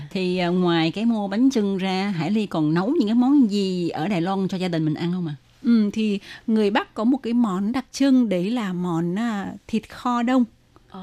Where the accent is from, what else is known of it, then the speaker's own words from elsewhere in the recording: Ho Chi Minh City, Vietnam; gia đình mình ở Sài Gòn